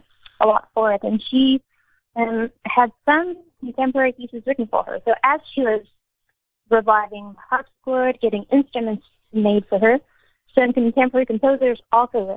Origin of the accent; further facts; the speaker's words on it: Montreal, Quebec, Canada; that's my background. You can kind of tell from my name that it's a mix. So I grew up in Montreal